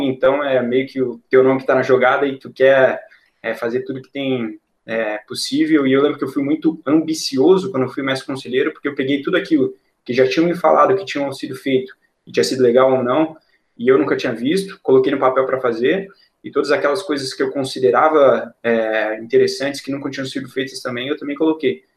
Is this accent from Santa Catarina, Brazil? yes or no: yes; Balneário Camboriú, Santa Catarina, Brazil; also born or lived in Passo Fundo, Rio Grande do Sul; Eu vim morar em Balneário Camboriú quando eu tinha aproximadamente uns seis anos, cinco para seis anos, no ano de 2002. E desde então eu cresci aqui